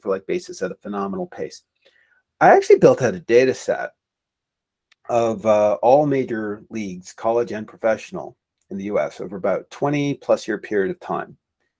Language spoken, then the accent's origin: English; Canada; I'm Canadian